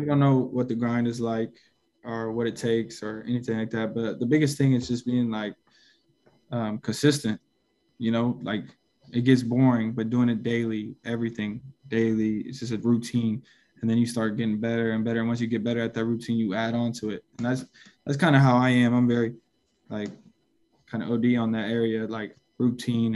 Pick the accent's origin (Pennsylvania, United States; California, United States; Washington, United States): Washington, United States; Seattle; I grew up playing in Seattle